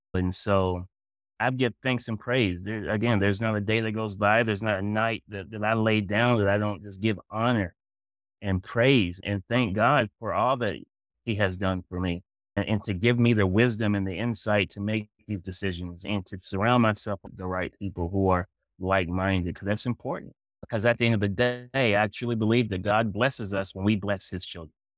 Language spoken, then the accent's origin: English; Kingsport, Tennessee, United States; moved away; also born or lived in Massachusetts; I'm from Kingsport